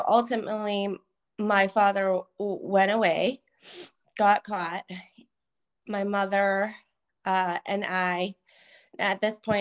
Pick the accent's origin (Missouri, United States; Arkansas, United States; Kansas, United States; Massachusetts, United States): Massachusetts, United States; Methuen; born there; Sure. So I was born in Methuen, Massachusetts.